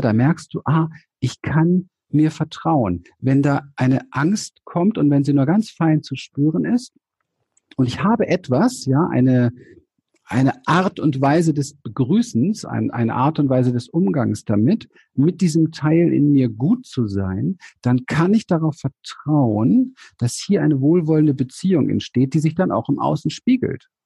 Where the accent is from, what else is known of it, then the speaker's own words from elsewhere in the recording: Berlin, Germany; ich bin aufgewachsen in Berlin, ich komme aus dem Ghetto, ich bin ein Hinterhofskind